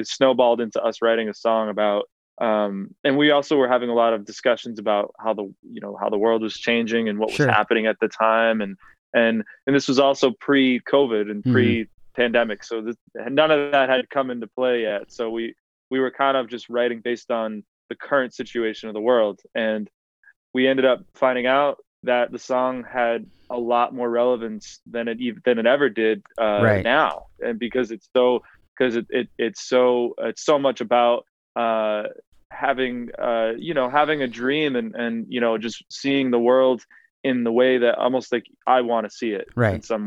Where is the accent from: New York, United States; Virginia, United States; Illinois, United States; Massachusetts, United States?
Massachusetts, United States; New Bedford; my hometown of New Bedford, Massachusetts